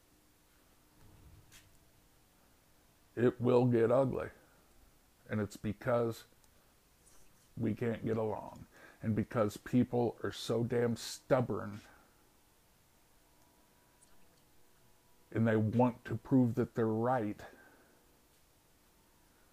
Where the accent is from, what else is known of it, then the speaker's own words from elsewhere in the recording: United States; also born or lived in Romania; being an American